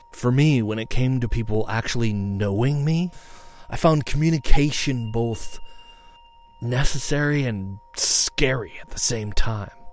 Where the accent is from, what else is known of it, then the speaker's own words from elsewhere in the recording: United States; I'm American